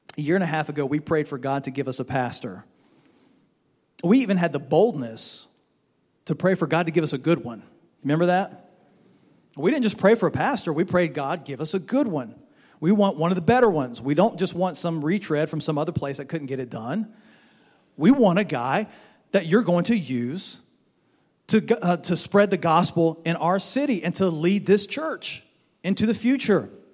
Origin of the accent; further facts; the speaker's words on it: Baton Rouge, Louisiana, United States; moved away as an adult; also born or lived in Florida; now in Mississippi, United States; When we were growing up, we grew up in Baton Rouge over there in Louisiana